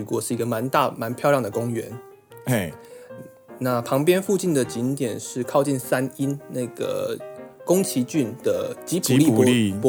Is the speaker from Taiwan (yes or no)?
yes; Taiwan; 我们有在资料搜寻的途中看到有一个身为台湾人一定要出来捍卫的迷信。